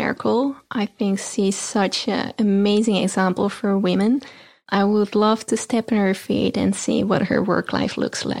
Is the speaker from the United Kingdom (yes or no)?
no; Netherlands; I'm based in Europe. I'm originally from the Netherlands